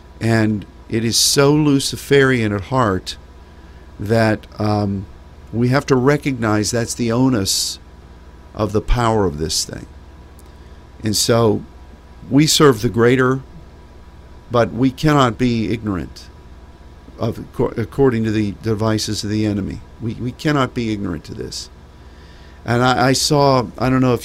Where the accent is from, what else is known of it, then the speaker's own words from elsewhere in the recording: United States; as an American